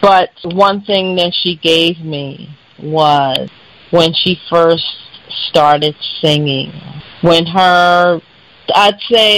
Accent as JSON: {"language": "English", "town": "Philadelphia", "region": "Pennsylvania", "country": "United States", "tie": "born or raised there", "said": "from Philadelphia, Pennsylvania. I always say West Philadelphia, born and raised like Will Smith"}